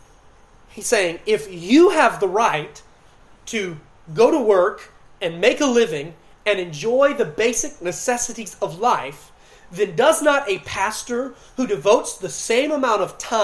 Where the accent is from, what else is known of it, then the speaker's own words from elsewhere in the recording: Clayton County, Georgia, United States; I grew up in Clinton County, Georgia, about 15 minutes from World Changers